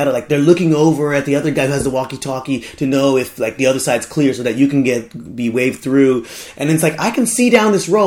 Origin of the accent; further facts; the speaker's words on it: United States; now in Japan; in America, like, adding some IE to something, like, we don't do it that much